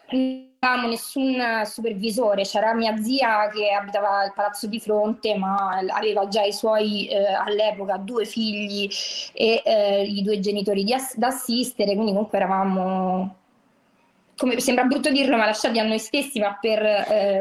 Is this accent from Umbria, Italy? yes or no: no; Rome, Lazio, Italy; sono di Roma, però noi eh, in, vivevamo in un quartiere popolare